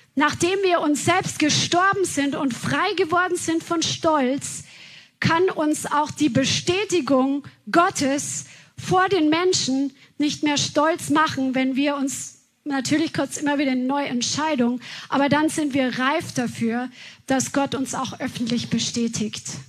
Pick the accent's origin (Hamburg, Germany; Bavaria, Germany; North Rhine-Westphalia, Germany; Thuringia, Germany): Bavaria, Germany; moved away; wo wir aus Bayern herkommen